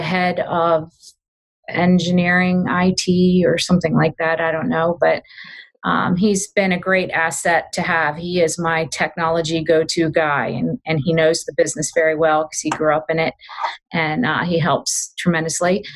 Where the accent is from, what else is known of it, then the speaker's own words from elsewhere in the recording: Glen Burnie, Severna Park, Annapolis, Maryland, United States; also born or lived in western Pennsylvania; they um, eventually left their hometown in western Pennsylvania, where I was born, and moved to Glen Burnie, Maryland